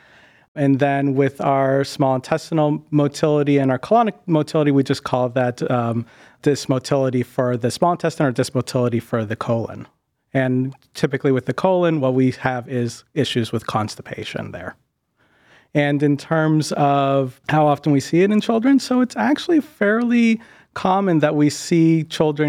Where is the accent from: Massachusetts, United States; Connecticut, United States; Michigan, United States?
Massachusetts, United States; Boston; moved away as an adult; also born or lived in Westchester / New Haven; now in Cleveland, United States; I'm originally from the Boston area, grew up there and spent most of my time there